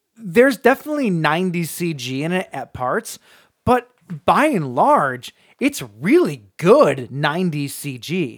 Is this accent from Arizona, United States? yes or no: no; St. Clair Shores, Michigan, United States; there's somebody famous from my hometown